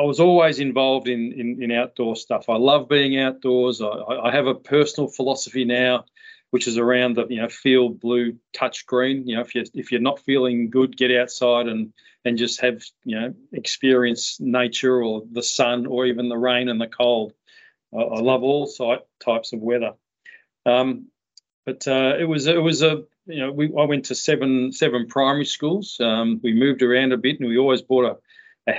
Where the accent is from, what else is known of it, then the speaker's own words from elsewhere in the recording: Melbourne, Victoria, Australia; I was born in Middle Park in Melbourne